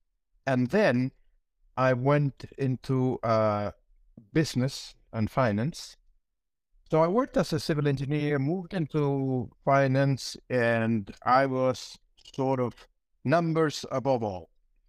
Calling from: Santiago, Santiago Metropolitan Region, Chile; I'm presently at Santiago, Chile.

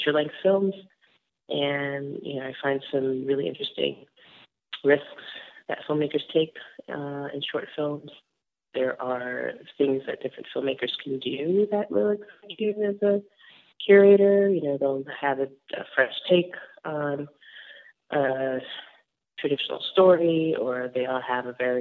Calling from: New York City, New York, United States; I am calling you from Astoria, Queens

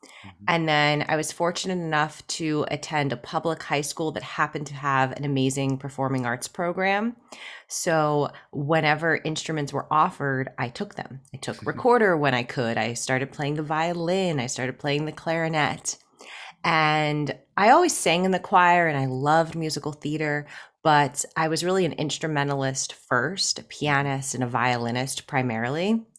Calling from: Pittsburgh, Pennsylvania, United States; I am in Pittsburgh, Pennsylvania, in the United States.

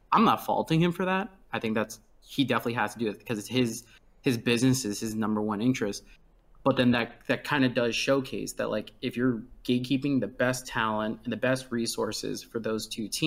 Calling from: Washington, District of Columbia, United States; I am calling from Washington D.C.

